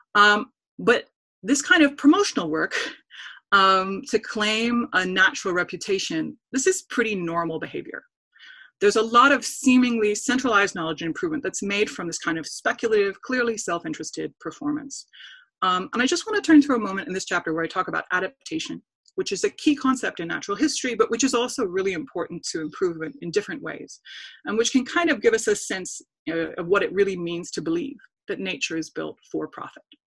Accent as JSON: {"language": "English", "region": "Wisconsin", "country": "United States", "said": "I'm from Wisconsin"}